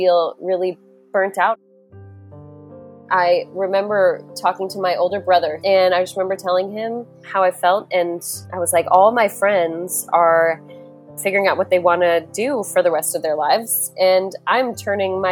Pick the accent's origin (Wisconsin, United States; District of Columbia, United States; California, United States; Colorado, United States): Colorado, United States; Louisville; I grew up in Louisville, Colorado, which is right outside of Boulder